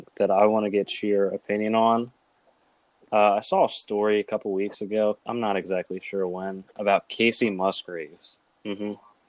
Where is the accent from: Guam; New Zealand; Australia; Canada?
New Zealand; Listen, I'm a Kiwi till the day I die.